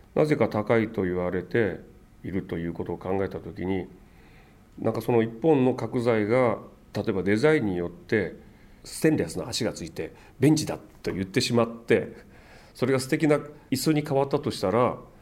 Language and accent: Japanese; Amakusa, Kumamoto, Japan; now in Tokyo, Japan; 熊本県の天草の出身なもんですから自分のふるさとには山があって